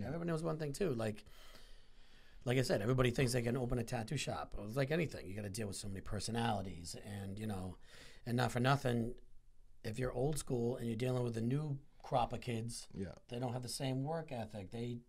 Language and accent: English; Rhode Island, United States; moved away as an adult; also born or lived in southeastern Connecticut; now in Connecticut, United States; I'm originally from Rhode Island, but I've been in this area now for, God, 20 plus years.